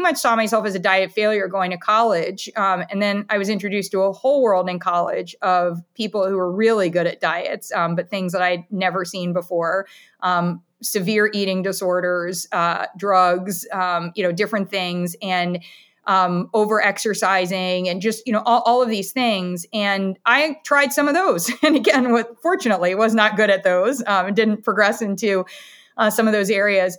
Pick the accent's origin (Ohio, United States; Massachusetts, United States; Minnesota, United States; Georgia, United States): Ohio, United States; Columbus; also born or lived in Ann Arbor, Michigan; now in Camden, United States; I am a kid from Ohio. I was born in Ann Arbor, Michigan, and moved to Columbus, Ohio.